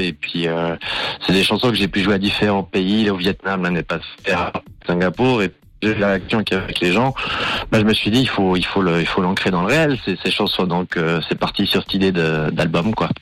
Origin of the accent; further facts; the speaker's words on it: Valais, Switzerland; je viens du, je viens du Valais. Ok. Côté de Ventone